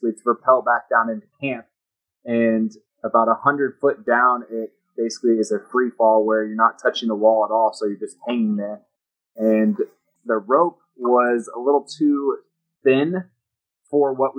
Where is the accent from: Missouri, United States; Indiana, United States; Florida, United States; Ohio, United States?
Missouri, United States; St. Joseph; moved away as an adult; now in Texas, United States; I grew up in Missouri, north of Kansas City, and went to college there as well in my hometown, St. Joseph, Missouri